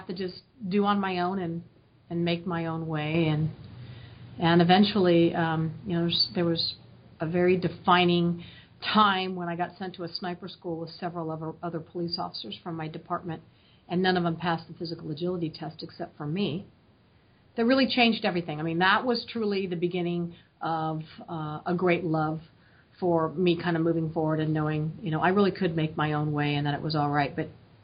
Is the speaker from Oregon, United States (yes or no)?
yes; Oregon, United States; I grew up in Oregon, out in the country